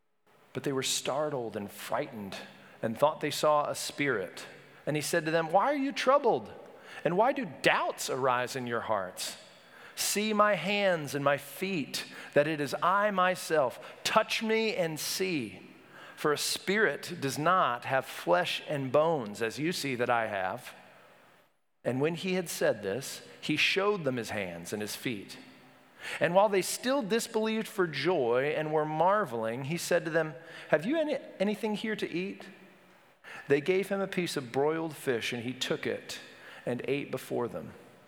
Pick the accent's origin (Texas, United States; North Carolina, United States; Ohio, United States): North Carolina, United States; Wilmington; I grew up in Wilmington, North Carolina. My family moved there right before high school, so I claim it.